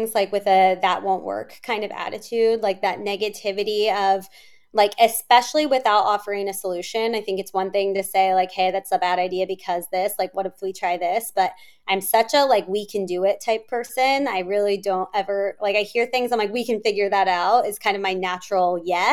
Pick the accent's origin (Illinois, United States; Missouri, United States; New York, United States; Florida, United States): Missouri, United States; Kansas City; moved away as an adult; also born or lived in California; now in Chicago, United States; growing up in Kansas City, I didn't know anyone there